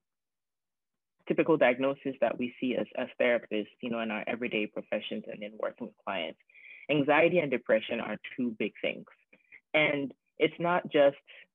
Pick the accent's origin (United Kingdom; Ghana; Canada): Ghana; moved away as an adult; also born or lived in North Carolina, United States; now in Tacoma, United States; I immigrated from Ghana to the US in 2007. Ghana is in West Africa. I came to college in North Carolina. I went to Salem College. And so just with thinking about my experience moving here by myself at a very ripe age of 18